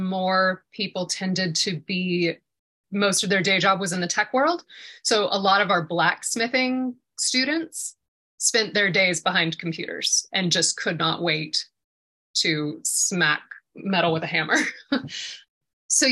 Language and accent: English; Atlanta, Georgia, United States; I've always been a city girl, born and raised in Atlanta.